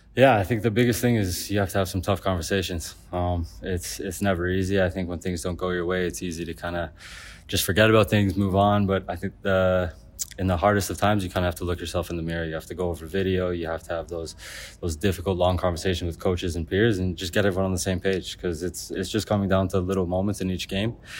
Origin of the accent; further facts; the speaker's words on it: Canada; being Canadian